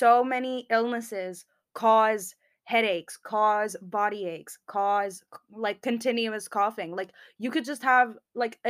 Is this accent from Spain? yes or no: yes; Spain; moved away as an adult; now in United Kingdom; I'm from Spain.